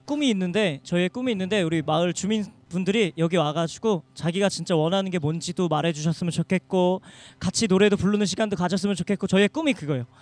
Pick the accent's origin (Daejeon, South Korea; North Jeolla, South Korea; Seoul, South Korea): Seoul, South Korea; 저는 이곳에서 자라면서